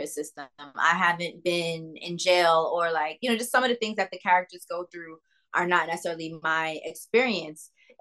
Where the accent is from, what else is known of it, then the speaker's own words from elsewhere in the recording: New York City, New York, United States; I'm from New York City, so I'm an all-city girl